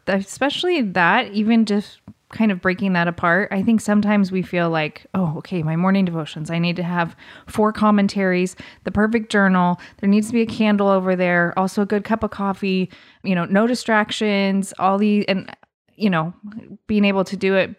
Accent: Southern Oregon, United States; as a kid growing up, we, growing up in Southern Oregon

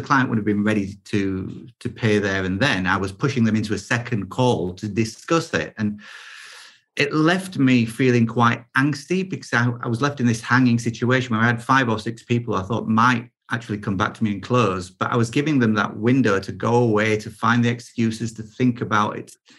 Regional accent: United Kingdom; I am British

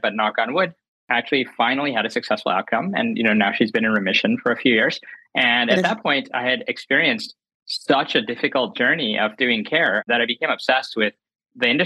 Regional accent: North Carolina, United States; I grew up in North Carolina, later went to Penn and was working on Wall Street

